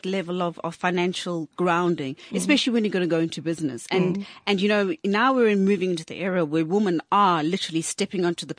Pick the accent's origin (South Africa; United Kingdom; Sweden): South Africa; now in Kampala, Uganda